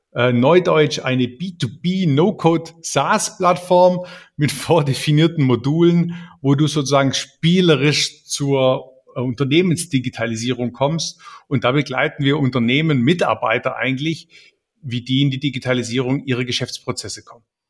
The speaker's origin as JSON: {"language": "German", "town": "Ravensburg", "region": "Baden-Württemberg", "country": "Germany", "said": "ich bin Ravensburger, eigentlich bin ich Schwabe durch und durch"}